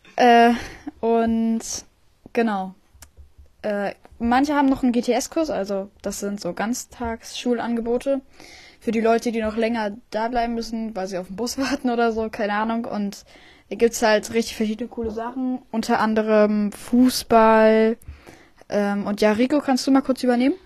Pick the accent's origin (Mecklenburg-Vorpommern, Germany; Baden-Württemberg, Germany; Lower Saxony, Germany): Mecklenburg-Vorpommern, Germany; Friedland; ich komme auch aus Friedland